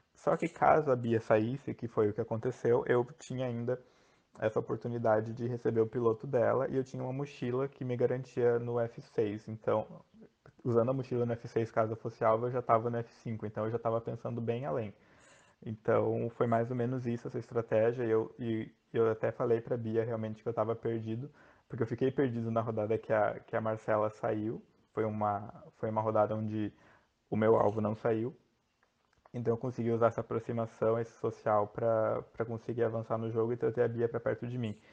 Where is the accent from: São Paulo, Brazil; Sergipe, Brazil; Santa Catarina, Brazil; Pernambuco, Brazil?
Santa Catarina, Brazil; Joinville; sou de Joinville, Santa Catarina